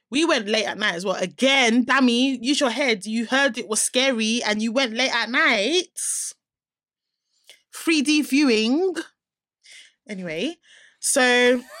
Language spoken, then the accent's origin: English; Nigeria; I'm a Nigerian